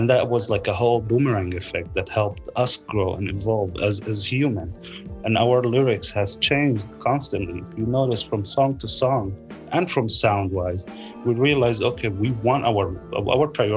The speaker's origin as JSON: {"language": "English", "town": "Lod", "region": "Central District", "country": "Israel", "tie": "born or raised there", "moved": "as an adult", "said": "Growing up in Lid, Lid is a town in between Jerusalem and Yaffa"}